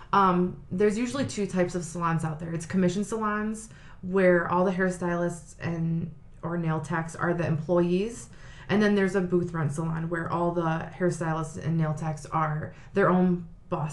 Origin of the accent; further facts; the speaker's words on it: Sylvania, Ohio, United States; I am from Sylvania. I was born and raised, still live there now.